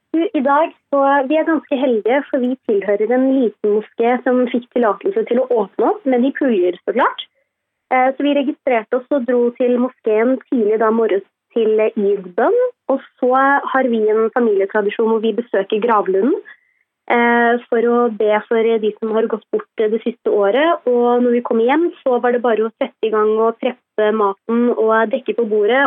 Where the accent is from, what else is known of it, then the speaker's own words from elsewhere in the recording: Sri Lanka; now in Norway; jeg er opprinnelig fra Sri Lanka